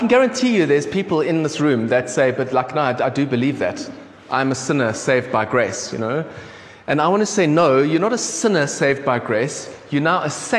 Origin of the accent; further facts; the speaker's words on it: South Africa; accent: South African; I've grown up as a South African